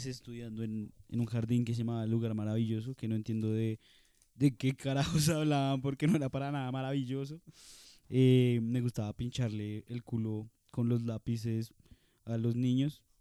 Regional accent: Russia; Spanish is a second language; En Harvard y también soy ruso. Eh, estudié en la Universidad Rusia.

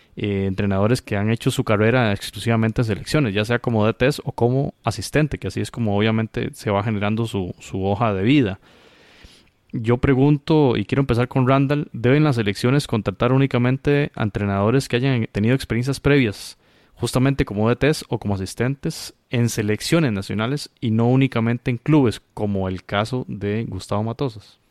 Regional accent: Costa Rica; como costarricense

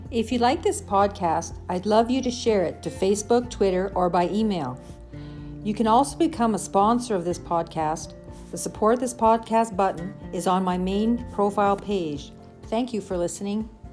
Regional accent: Saskatchewan, Canada; growing up on the farm in Saskatchewan in the 60s and 70s

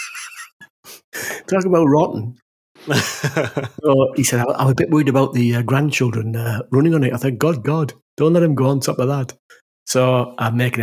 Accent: the north of England, United Kingdom; accent: northern; my northern accent

